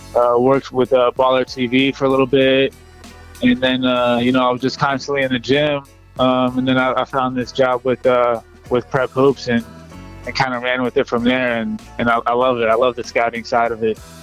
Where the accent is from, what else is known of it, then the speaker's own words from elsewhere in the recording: Atlanta, Georgia, United States; I grew up in Atlanta.